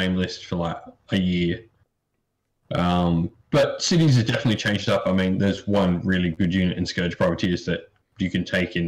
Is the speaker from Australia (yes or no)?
yes; South Australia, Australia; I'm from South Australia